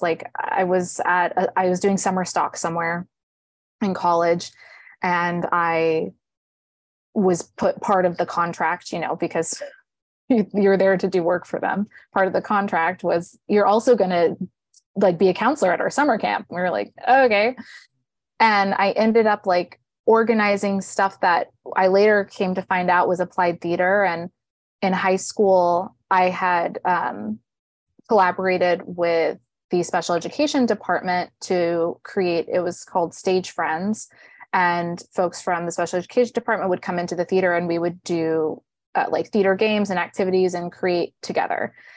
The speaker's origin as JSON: {"language": "English", "town": "Riverside", "region": "California", "country": "United States", "tie": "born or raised there", "moved": "as an adult", "lives_now": "New York, United States", "said": "I grew up in Riverside, California."}